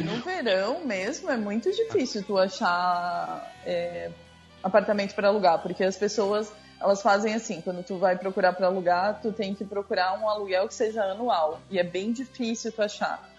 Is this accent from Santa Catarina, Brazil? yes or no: yes; São Francisco do Sul, Santa Catarina, Brazil; also born or lived in Balneário Camboriú; now in Joinville, Brazil; Eu sou, eu sou daqui, eu nasci em São Francisco do Sul.